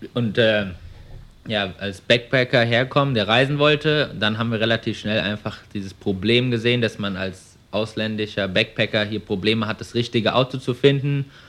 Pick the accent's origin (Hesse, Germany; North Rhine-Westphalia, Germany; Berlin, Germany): Hesse, Germany; Frankfurt am Main; moved away as an adult; now in Melbourne, Australia; ich bin 25 Jahre alt, komme ursprünglich aus ähm, Frankfurt am Main